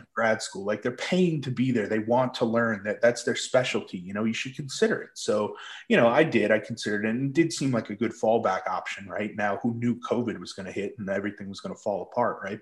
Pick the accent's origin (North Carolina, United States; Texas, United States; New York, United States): New York, United States; Islip; I grew up on Long Island, uh, Islip, New York